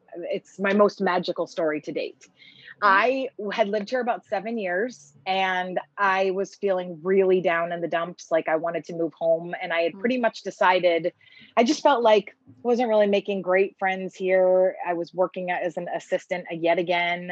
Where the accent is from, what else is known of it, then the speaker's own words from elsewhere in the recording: East Coast, United States; moved away as an adult; I'm from the East Coast